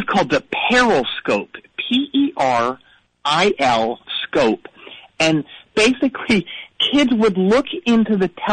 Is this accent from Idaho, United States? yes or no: yes; Boise, Idaho, United States; I grew up in Boise, Idaho, outside of Boise.